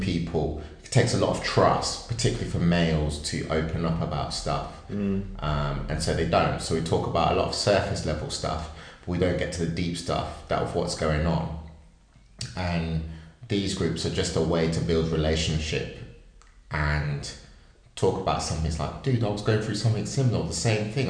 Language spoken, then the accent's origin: English; Wellingborough, East Midlands, United Kingdom; where I grew up in Northamptonshire, in Wellingborough